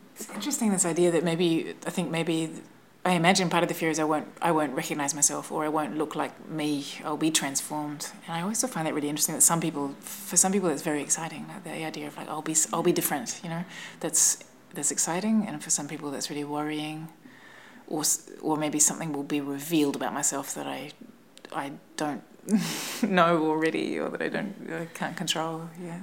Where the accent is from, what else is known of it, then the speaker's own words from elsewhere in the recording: New Zealand; moved away; I'm from New Zealand